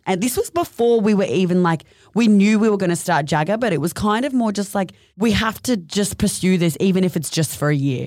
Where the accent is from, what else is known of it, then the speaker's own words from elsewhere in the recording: Mission Beach, Queensland, Australia; also born or lived in Sydney; now in Gold Coast, Australia; I grew up in North Queensland in a little town called Mission Beach.